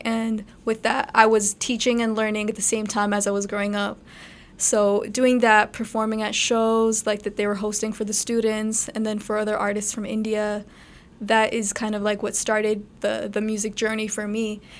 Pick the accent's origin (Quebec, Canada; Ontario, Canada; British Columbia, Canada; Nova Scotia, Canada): Ontario, Canada; Brampton; Okay, so I was born and raised in Brampton. I still live in Brampton.